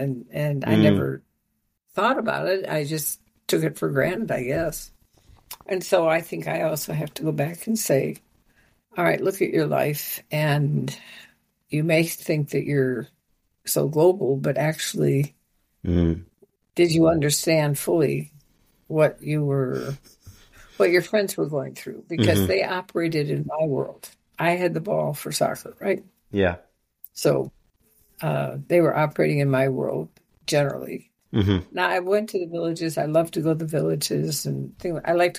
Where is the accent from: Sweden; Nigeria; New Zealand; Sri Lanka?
Nigeria; I was a minority when I grew up in Nigeria, but I was a privileged minority.